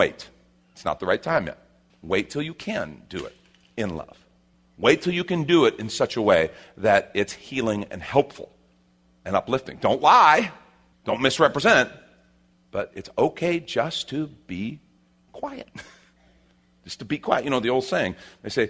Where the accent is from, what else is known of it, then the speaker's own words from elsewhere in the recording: Chicago, Illinois, United States; now in Texas, United States; And I grew up in Chicago where it even helped me speed my speech up more